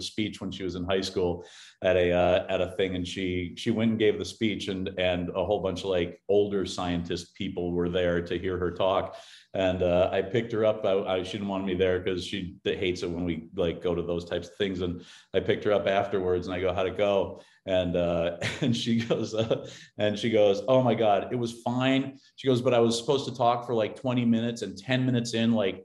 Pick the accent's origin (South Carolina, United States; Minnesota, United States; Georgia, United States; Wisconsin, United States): Minnesota, United States; Cambridge; now in Toluca Lake, United States; I'm from Cambridge, Minnesota